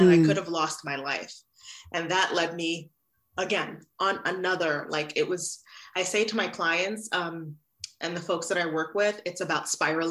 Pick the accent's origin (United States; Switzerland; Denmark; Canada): United States; New York City, New York; also born or lived in Haiti; I grew up in Brooklyn, New York